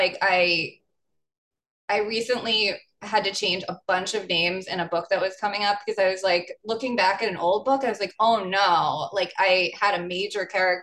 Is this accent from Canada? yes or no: no; New York, United States; I'm from New York